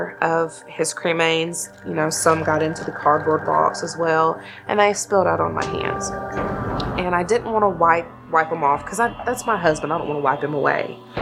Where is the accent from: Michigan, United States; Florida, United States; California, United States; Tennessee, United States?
Tennessee, United States; Fayetteville; I'm 26 years old. I'm from Fayetteville, Tennessee.